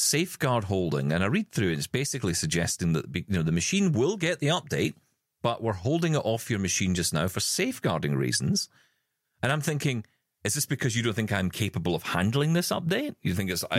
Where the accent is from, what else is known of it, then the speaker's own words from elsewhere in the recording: Scotland, United Kingdom; in our family because we're Scottish